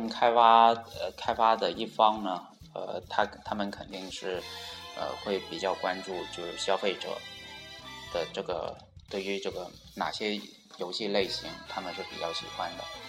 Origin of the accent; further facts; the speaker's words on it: China; 然后呢就啊到啊让世界都知道我们中国人可以可以做出非常牛逼的游戏。